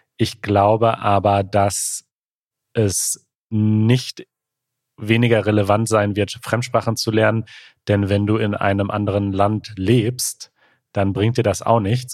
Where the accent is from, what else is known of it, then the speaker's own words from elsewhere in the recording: near Gladbeck, North Rhine-Westphalia, Germany; ich bin ganz in der Nähe von Gladbeck zur Schule gegangen